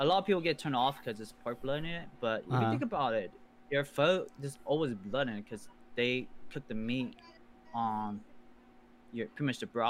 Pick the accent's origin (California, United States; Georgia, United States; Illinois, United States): California, United States; I'm from California. Mm-hmm. I've been living in California the rest, like, I'm just in my life, so I plan to move out though. I kind of want to explore different states compared to like just living in Cali.